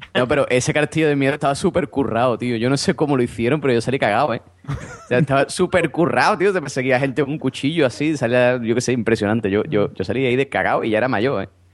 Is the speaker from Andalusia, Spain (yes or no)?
yes; Cádiz, Andalusia, Spain; yo soy de Cádiz